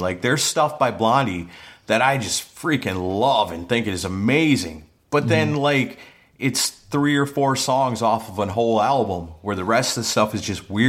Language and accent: English; Wisconsin, United States; I guess because I'm from Wisconsin